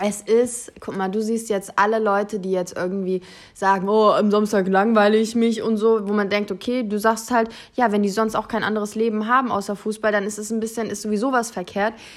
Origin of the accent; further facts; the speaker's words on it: Germany; wir sowieso als Deutsche